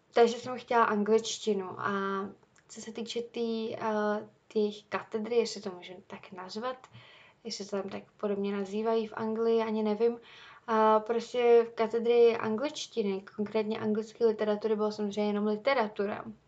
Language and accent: Czech; Czechia; já jsem zvyklá tady z Čech